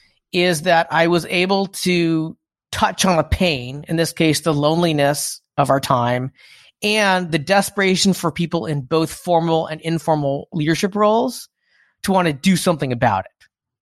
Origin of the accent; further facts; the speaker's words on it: United States; For listeners who don't know, I'm Asian American.